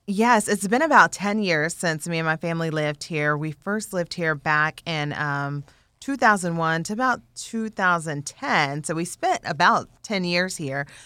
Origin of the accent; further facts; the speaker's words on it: Indiana, United States; growing up in Indiana, we had all seasons